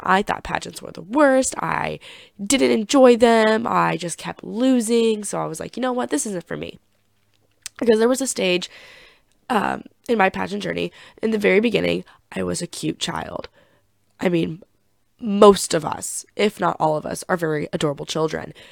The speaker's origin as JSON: {"language": "English", "town": "Chillicothe", "region": "Missouri", "country": "United States", "tie": "born or raised there", "said": "my hometown of Chillicothe, Missouri."}